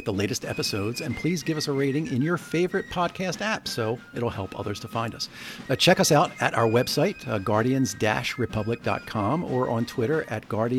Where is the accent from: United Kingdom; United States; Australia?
United States; Scranton, Pennsylvania; And let me tell you about growing up in Scranton. I know what the middle class, I know what the working class